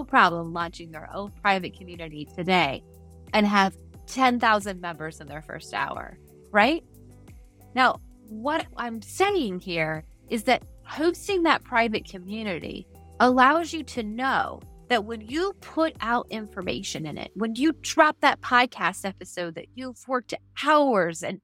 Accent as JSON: {"language": "English", "region": "Midwest", "country": "United States", "tie": "born or raised there", "also_born_or_lived": "Montana", "said": "I grew up in the Midwest, spent a lot of time in Montana"}